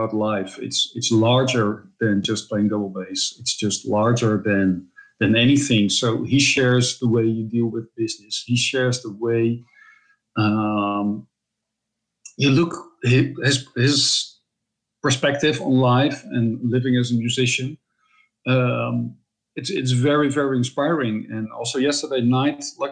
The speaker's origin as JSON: {"language": "English", "country": "Netherlands", "tie": "born or raised there", "also_born_or_lived": "Utrecht / Amsterdam", "said": "I'm a Dutch double bassist, composer, and producer. I'm based in the Netherlands, in Europe. I live a 1 hour drive from Amsterdam."}